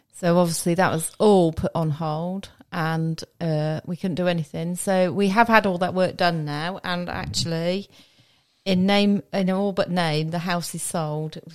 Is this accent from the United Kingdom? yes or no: yes; Witney, South East England, United Kingdom; moved away as an adult; I was born in Oxford and brought up in a small village near Whitney, uh, in Oxfordshire.